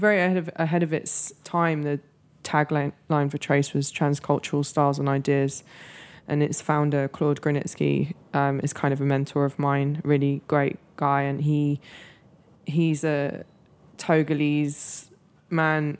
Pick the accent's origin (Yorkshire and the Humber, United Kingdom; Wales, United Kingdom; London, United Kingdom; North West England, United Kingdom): London, United Kingdom; moved away as an adult; also born or lived in Los Angeles, United States / New York, United States / Mexico City, Mexico; I grew up in London